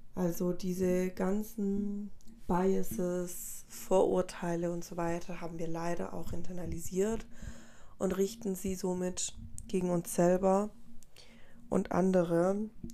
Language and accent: German; Germany; also born or lived in Colombia; Ich bin selber vor, oh Gott, viel, viel zu lange, vor 19 Jahren fast dann nach Deutschland migriert.